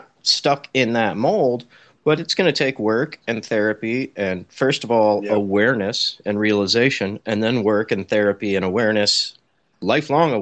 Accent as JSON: {"language": "English", "town": "Santa Rosa", "region": "California", "country": "United States", "said": "Northern California, Sonoma County, the wine country, about an hour north of San Francisco. I'm in a town called Santa"}